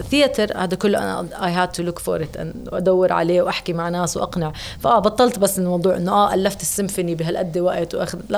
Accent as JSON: {"language": "Arabic", "country": "Jordan"}